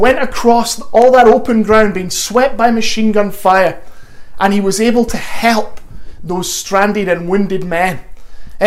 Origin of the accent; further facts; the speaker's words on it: Glasgow, Scotland, United Kingdom; also born or lived in North London; now in London, United Kingdom; my accent is very much not North London. I'm originally from Glasgow